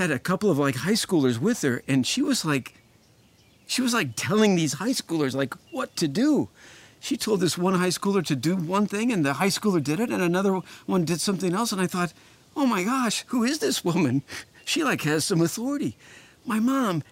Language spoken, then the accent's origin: English; Indianapolis, Indiana, United States; I grew up in Indianapolis, Indiana.